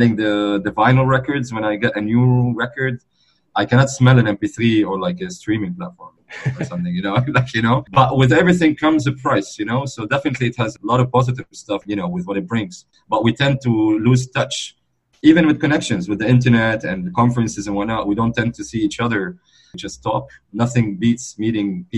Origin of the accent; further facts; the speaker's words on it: Beirut, Beirut Governorate, Lebanon; I was born in Beirut, Lebanon, my hometown. I'm originally from the Middle East, from Lebanon